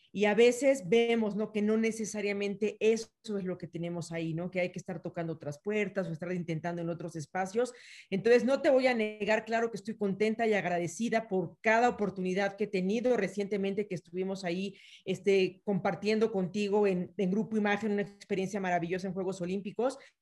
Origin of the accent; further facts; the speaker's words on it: Mexico City, Mexico; also born or lived in Yucatán; yo nací en la Ciudad de México, pero estoy muy permeada por la parte yucateca